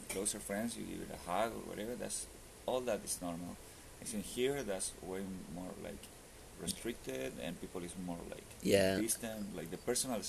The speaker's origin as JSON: {"language": "English", "town": "Punta Arenas", "region": "Magallanes and Chilean Antarctica", "country": "Chile", "tie": "born or raised there", "also_born_or_lived": "Hawaii", "moved": "yes", "lives_now": "Ottawa, Canada", "said": "in my hometown in Punta Arenas, because we are so far down in the south, you know, like we are closer to Antarctica."}